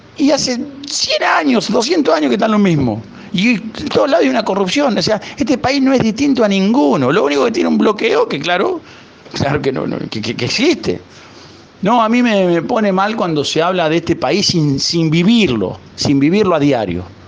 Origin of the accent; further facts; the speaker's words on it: Huinca Renancó, Córdoba, Argentina; also born or lived in Málaga, Spain; now in Isla de la Juventud, Cuba; Yo soy oriundo de Huincarnancó, provincia de Córdoba, al sur de Córdoba.